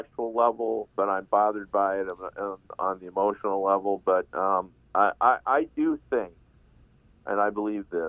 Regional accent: Michigan, United States; I grew up in Michigan

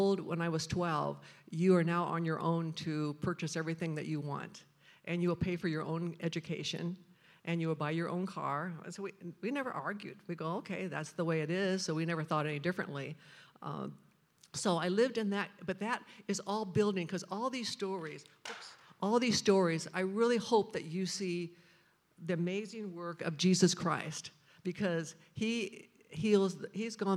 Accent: Quincy, Illinois, United States; I was born in Quincy, Illinois, a little agricultural town

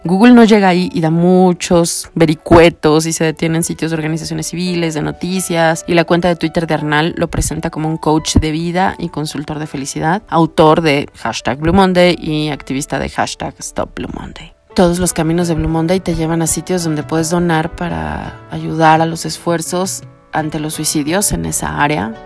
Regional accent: Mexico; los mexicanos

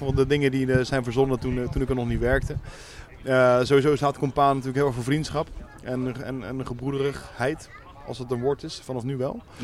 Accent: The Hague, South Holland, Netherlands; Geboren en getogen in Den Haag.

